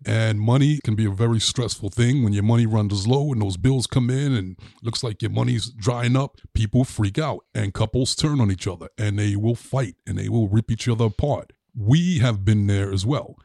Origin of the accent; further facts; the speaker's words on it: New York City, New York, United States; growing up in Brooklyn, my grandfather was the landlord of this building.